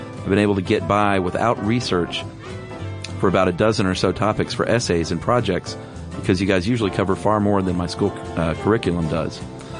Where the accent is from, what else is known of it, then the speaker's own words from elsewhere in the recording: Texas, United States; And yes, I did say y'all because I'm from Texas. And everyone from Texas is required to inform everyone else that they are from Texas.